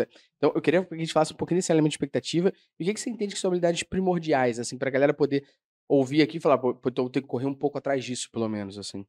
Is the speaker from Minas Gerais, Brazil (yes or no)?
no; Rio de Janeiro, Brazil; Eu sou do Meyer